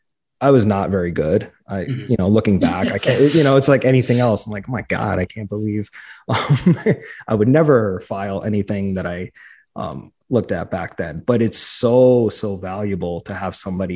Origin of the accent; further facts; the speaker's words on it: New York, United States; accent: New York; My family tells me that I've lost my New York accent.